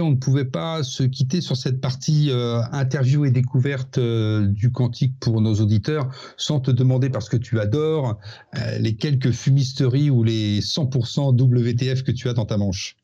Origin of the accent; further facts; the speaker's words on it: France; nous, en tant que Français